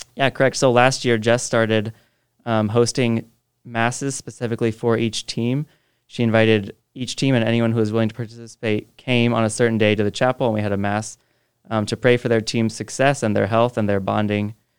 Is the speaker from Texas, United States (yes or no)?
no; Jacksonville, Illinois, United States; now in Quincy, United States; I grew up near Jacksonville, but I came here for a tech